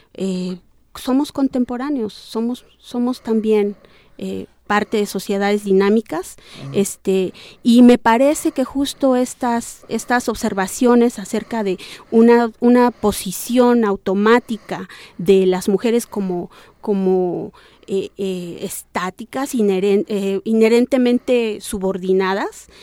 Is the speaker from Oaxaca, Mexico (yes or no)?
yes; Sierra Norte, Oaxaca, Mexico; Yo soy de la Sierra Norte del estado de Oaxaca, eh, en Nega Zapoteca